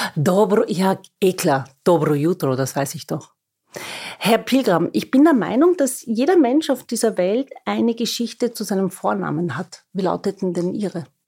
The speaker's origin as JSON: {"language": "German", "region": "Vienna", "country": "Austria", "tie": "born or raised there", "said": "Ich bin waschechte Wienerin, das behaupte ich zumindest. Viele sehen das nicht so."}